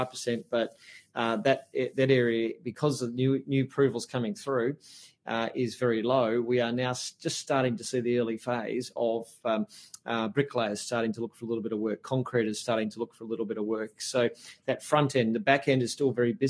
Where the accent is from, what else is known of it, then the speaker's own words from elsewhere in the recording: Melbourne, Victoria, Australia; now in Perth, Australia; I grew up in Melbourne